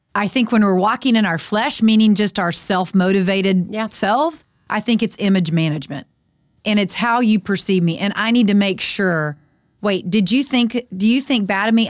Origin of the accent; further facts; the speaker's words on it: Friendswood, Texas, United States; I'm on the school board in my hometown, Friendswood, Texas